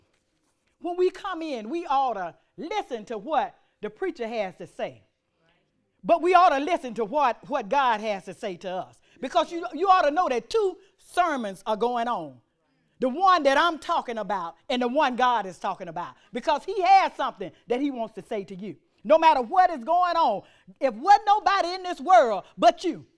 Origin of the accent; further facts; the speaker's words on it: Montgomery, Alabama, United States; I'm country. I'm from Montgomery, Alabama